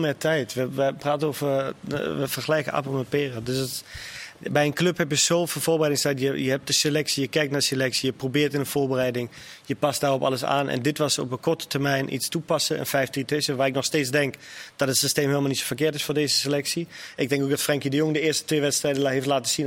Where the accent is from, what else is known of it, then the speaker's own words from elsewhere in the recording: Germany; Ik als Duitser